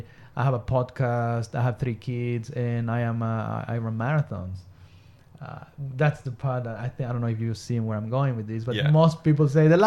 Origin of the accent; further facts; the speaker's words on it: Mexico; moved away as an adult; also born or lived in regional Queensland, Australia; now in Queensland, Australia; I'm originally from Mexico. I've been in Australia for almost 18 years.